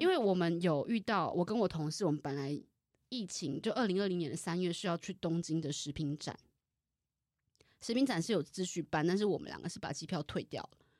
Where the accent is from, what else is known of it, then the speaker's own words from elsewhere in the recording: Taiwan; 我身为台湾人